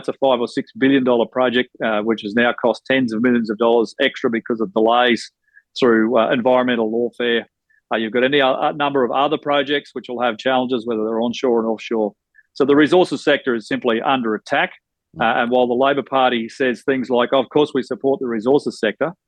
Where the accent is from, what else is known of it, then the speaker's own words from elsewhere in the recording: Bundaberg, Queensland, Australia; my hometown of Bundaberg